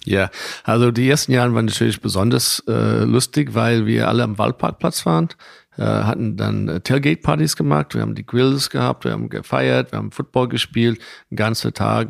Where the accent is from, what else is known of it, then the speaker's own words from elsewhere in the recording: Boston, Massachusetts, United States; German is a second language; moved away as an adult; also born or lived in Cincinnati; now in Frankfurt, Germany; nach äh, Boston gezogen, also da, wo ich aufgewachsen bin